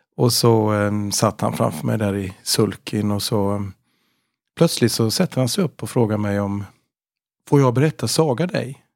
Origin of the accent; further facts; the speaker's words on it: Gothenburg, Västra Götaland, Sweden; Jag är från Göteborg.